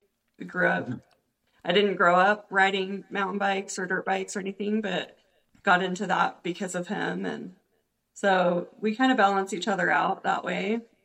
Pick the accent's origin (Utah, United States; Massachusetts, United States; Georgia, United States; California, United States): Utah, United States; Sandy; also born or lived in Idaho; but I was born in Idaho and grew up mostly in Sandy